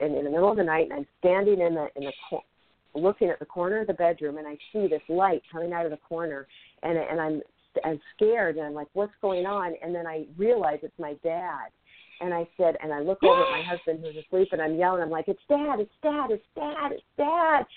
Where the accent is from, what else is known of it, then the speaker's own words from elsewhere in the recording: Seattle, Washington, United States; also born or lived in Tacoma, Washington; now in Los Angeles, United States; I grew up in Seattle, Washington